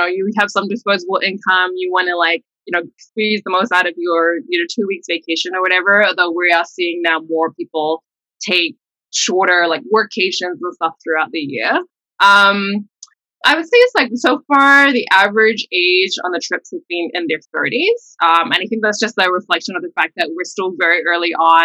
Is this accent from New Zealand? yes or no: yes; New Zealand; moved away as an adult; now in United States; I'm like Singaporean heritage, but I grew up in New Zealand.